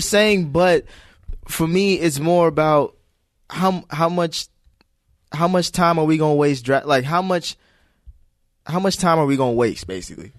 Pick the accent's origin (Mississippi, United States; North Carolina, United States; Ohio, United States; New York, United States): Ohio, United States; Cincinnati; I'm from Cincinnati